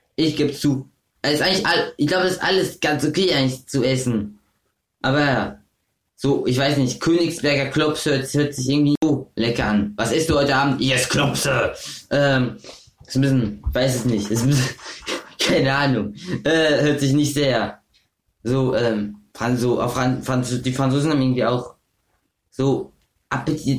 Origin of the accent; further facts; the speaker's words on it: Offenburg, Baden-Württemberg, Germany; Ich lebe auch in meinem Geburtsland aber auch halt eben nicht immer, also ich bin halt in Offenburg geboren, das ist ein, das ist in Deutschland, aber es ist auch ganz nah von Frankreich